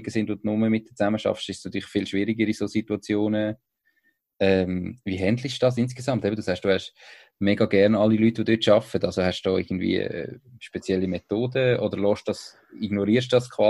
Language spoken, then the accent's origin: German; Switzerland; Da ist äh, so als, als Schweizer